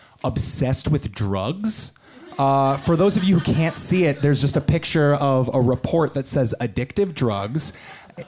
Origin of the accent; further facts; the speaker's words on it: Long Island, New York, United States; I'm from Long Island.